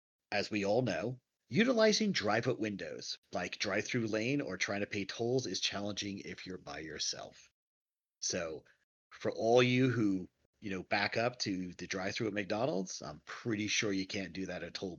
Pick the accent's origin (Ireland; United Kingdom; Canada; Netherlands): United Kingdom; England; now in United States; I grew up in England